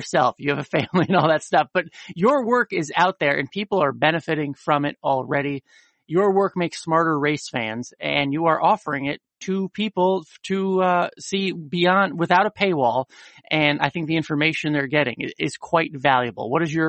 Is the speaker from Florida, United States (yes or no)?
no; Connecticut, United States; I grew up in Connecticut